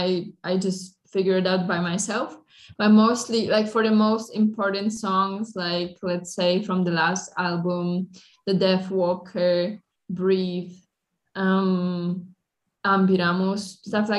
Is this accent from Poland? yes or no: yes; Poland; I'm from Poland